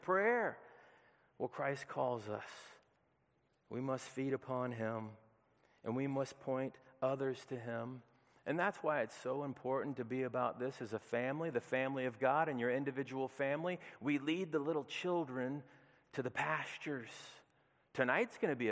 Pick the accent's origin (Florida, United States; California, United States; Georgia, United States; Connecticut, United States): Georgia, United States; Peachtree City; I grew up in the heart of Peachtree City in the middle of the burbs on Appleseed Court.